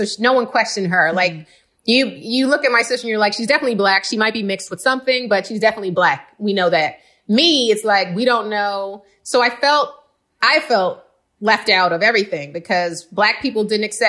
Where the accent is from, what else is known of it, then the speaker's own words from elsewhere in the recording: Cincinnati, Ohio, United States; also born or lived in Queens, New York; at around the age of 10, we moved, when I was 10, my sister was like 12, we moved to Cincinnati, Ohio.